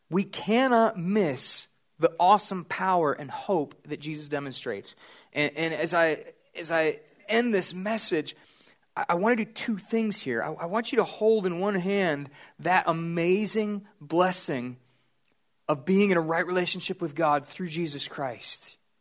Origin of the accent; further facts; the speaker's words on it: United States; I'm an American